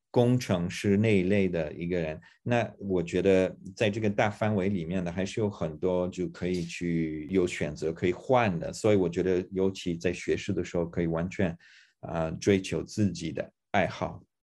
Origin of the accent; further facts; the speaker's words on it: Toronto, Ontario, Canada; Chinese is a second language; moved away as an adult; now in Hong Kong; 我长大在多伦多，那么那边其实是一个移民的城市